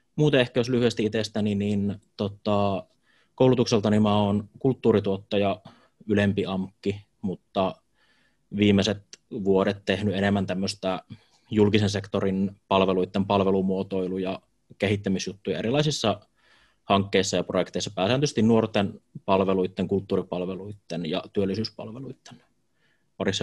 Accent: Jyväskylä, Central Finland, Finland; Jyväskylässä asun käytännössä koko elämäni ihan muutamaa lyhyttä pätkää lukuun ottamatta

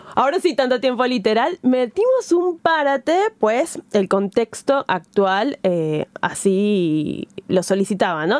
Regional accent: Venezuela; moved away; estando lejos, muy pocas veces eh, me conecto con, Venezuela

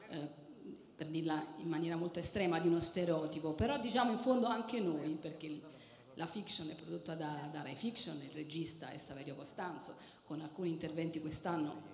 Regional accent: Naples, Campania, Italy; piace anche a noi vederci in fondo da napoletani

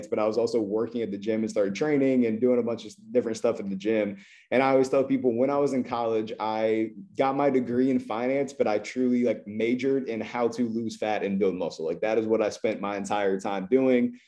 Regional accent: Columbus, Ohio, United States; I am from Columbus, Ohio. I grew up playing basketball.

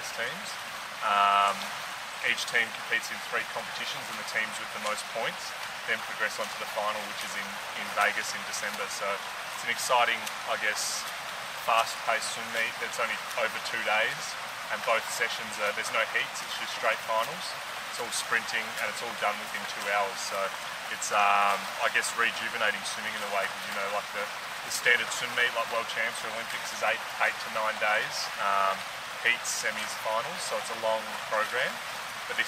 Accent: Port Lincoln, South Australia, Australia; growing up in Port Lincoln, there's not a whole lot of swimmers around

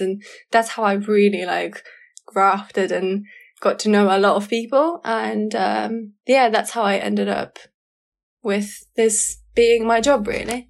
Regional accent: Kent, South East England, United Kingdom; moved away as an adult; also born or lived in Southampton; I moved out from Kent where I used to live and went to uni on a whim

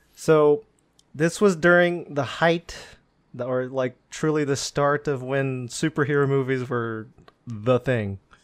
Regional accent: Philippines; something we all can really relate to being Filipino

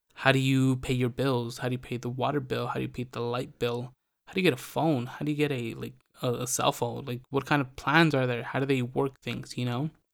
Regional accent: California, United States; moved away as an adult; now in Mexico; I was born in Mexico, but I grew up in California

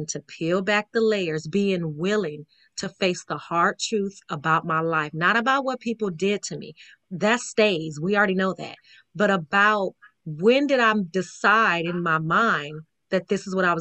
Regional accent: Las Vegas, Nevada, United States; My mom, we're from Vegas, okay? We're from Vegas

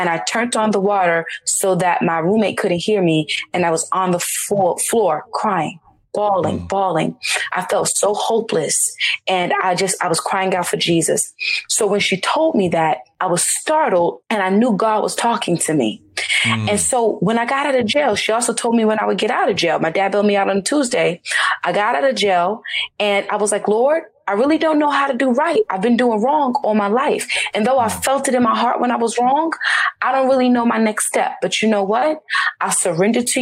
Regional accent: Charlotte, North Carolina, United States; I grew up in Charlotte, North Carolina.

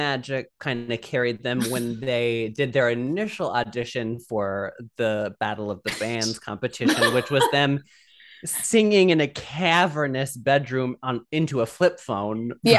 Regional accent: Midwest, United States; I'm from the Midwest where there's no pollution or anything or bad.

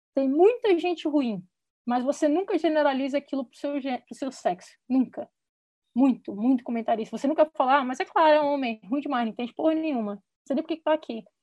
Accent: Brasília, Federal District, Brazil; moved away as an adult; also born or lived in United States; sou de Brasília também

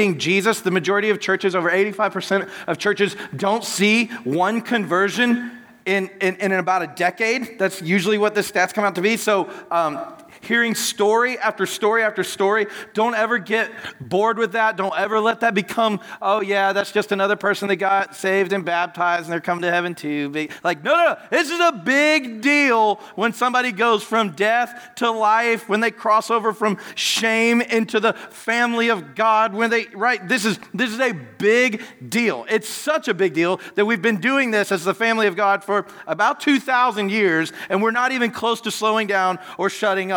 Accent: United States; I'm American, I'm loud, forgive me, and my accent is stuck this way forever

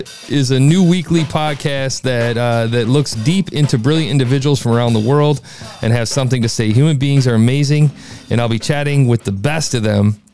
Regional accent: Midwest, United States; I'm from the Midwest

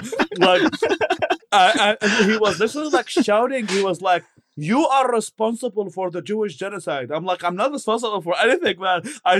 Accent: Baghdad, Baghdad Governorate, Iraq; English is a second language; moved away; also born or lived in Babylon / New York; I'm from Iraq. I was born in Babylon and then raised in Baghdad.

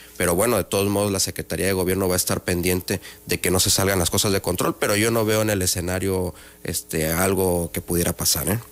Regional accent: Villahermosa, Tabasco, Mexico; Soy de Tabasco, yo soy de Villahermosa, Tabasco

